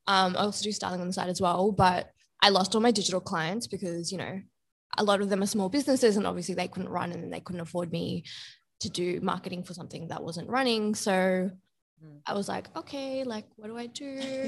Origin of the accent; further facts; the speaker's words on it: Bangladesh; I'm from Bangladesh and, you know, it's a lot of like South Asian jewelry.